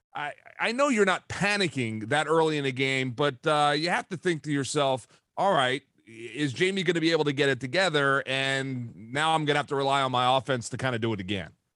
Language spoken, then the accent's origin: English; Philadelphia, Pennsylvania, United States; I grew up in Philadelphia